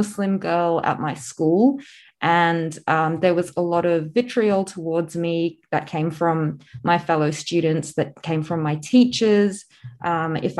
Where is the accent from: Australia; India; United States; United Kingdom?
Australia; also born or lived in South Africa / New Zealand; we moved to Australia, where I've spent most of my life